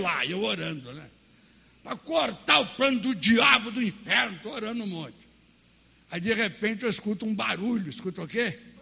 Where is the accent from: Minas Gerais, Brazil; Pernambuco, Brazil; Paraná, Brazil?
Minas Gerais, Brazil; Baldim; moved away; Aí, aonde eu nasci, que chama até hoje São Vicente, é o município de uma cidade chamada Baldim. É, perto de Sete Lagoas, 40 quilômetros, onde eu nasci.